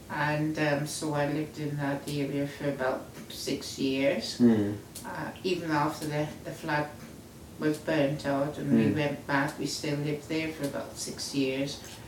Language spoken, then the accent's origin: English; Guyana; moved away; I was born in Guyana, South America.